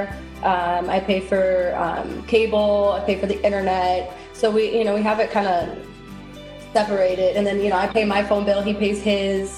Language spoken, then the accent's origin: English; Michigan, United States; now in Miramar, United States; I grew up in Michigan